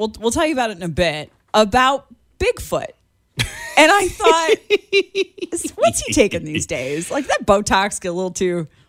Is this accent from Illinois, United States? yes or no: yes; Chicago, Illinois, United States; now in Kansas City, United States; Growing up in Chicago, I know how to drive.